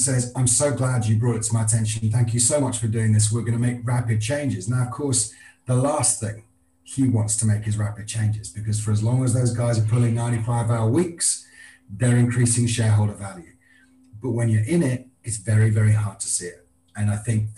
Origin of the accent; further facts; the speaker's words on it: Scotland, United Kingdom; I'm a Scotsman